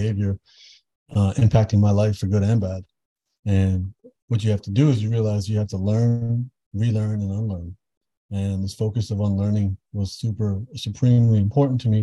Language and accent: English; Toronto, Ontario, Canada; I grew up in Toronto, born and raised